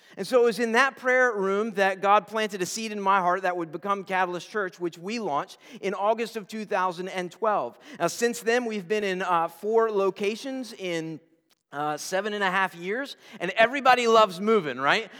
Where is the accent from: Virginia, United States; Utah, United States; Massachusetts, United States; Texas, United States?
Virginia, United States; Newport News; I'm a Newport News boy, uh, born and bred